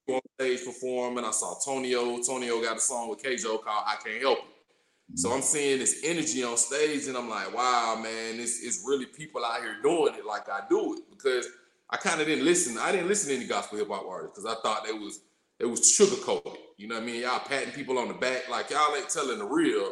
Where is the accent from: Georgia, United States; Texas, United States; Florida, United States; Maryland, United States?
Georgia, United States; College Park; accent: drawl, twang; also born or lived in Morrow, Georgia; I was raised in College Park, Georgia. So you hear the drawl in my voice, you hear the twang